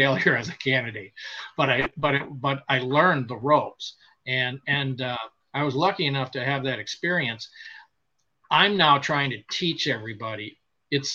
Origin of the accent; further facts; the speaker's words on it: Wisconsin, United States; moved away; I was selected to go to Badger Boys State in Ripon, Wisconsin, with the American Legion